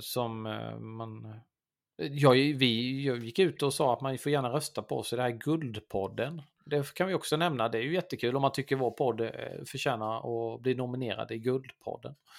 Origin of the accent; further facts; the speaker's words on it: Blekinge, Sweden; Jag kommer ju från Blekinge